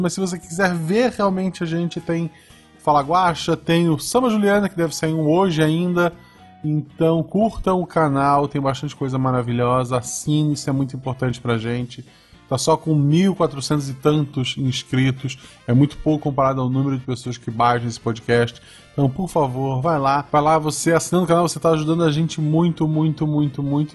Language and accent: Portuguese; Florianópolis, Santa Catarina, Brazil; moved away as an adult; now in Gaspar, Brazil; eu sou de Florianópolis